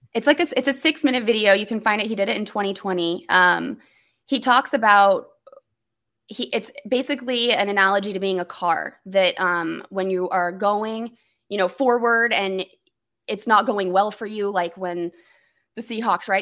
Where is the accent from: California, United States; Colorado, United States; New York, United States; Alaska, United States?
Colorado, United States; Denver; I'm from Denver